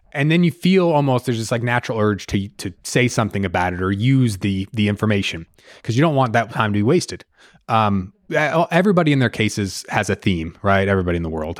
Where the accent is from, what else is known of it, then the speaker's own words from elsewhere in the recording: Jersey Shore, New Jersey, United States; moved away as an adult; also born or lived in South Carolina / Georgia; now in Atlanta, United States; I grew up on the Jersey Shore